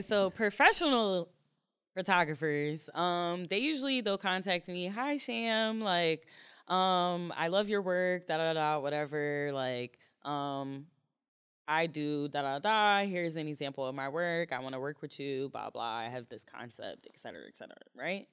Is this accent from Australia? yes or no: no; Jamaica; I'm Jamaican